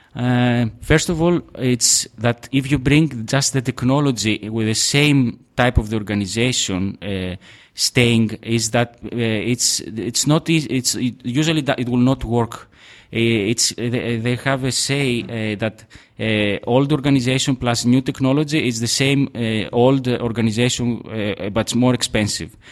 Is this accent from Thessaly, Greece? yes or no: yes; Trikala, Thessaly, Greece; now in Athens, Greece; I come from Trikala